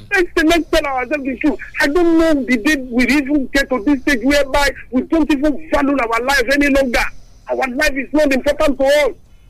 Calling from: Lagos, Nigeria; I'm calling you from Ojoduveda, Ojodu Abiodu.

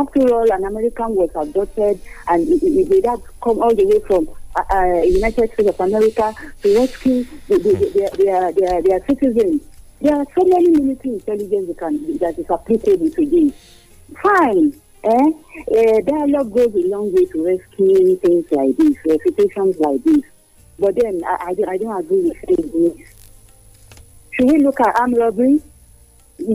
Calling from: Lagos, Nigeria; from Marina, Lagos.

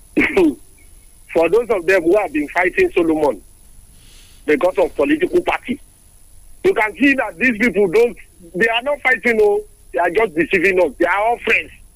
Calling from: Abeokuta, Ogun State, Nigeria; I'm calling from Abeokuta.

